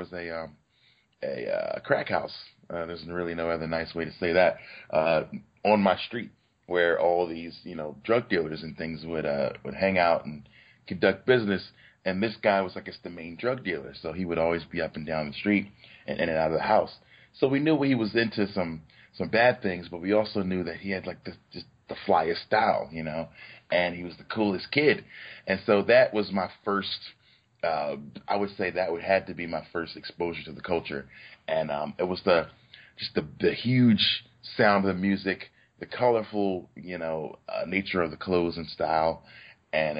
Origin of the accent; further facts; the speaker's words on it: Philadelphia, Pennsylvania, United States; I was born and raised in Philadelphia in the West Oak Lane section